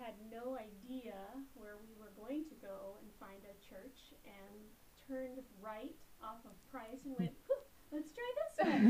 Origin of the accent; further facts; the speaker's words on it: San Diego, California, United States; moved away as an adult; also born or lived in Colorado; now in Tempe, United States; I grew up in San Diego. I have two younger brothers and went off to college to Biola University. Met my husband Jim there, and we lived in Colorado for 38 years.